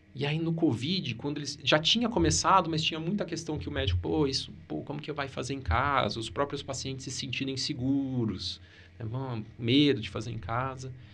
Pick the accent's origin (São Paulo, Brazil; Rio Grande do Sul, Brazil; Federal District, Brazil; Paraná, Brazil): Paraná, Brazil; Maringá; Eu sou de Maringá